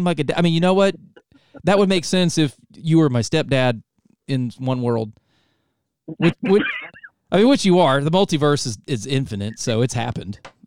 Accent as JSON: {"language": "English", "region": "North Carolina", "country": "United States", "tie": "born or raised there", "also_born_or_lived": "Ohio", "moved": "as an adult", "said": "I was born in Ohio, moved down to North Carolina when I was young. I was raised there"}